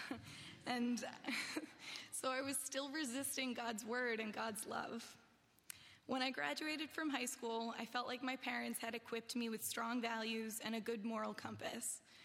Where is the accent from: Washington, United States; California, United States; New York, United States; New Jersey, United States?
New Jersey, United States; I grew up in New Jersey, where I lived with my mom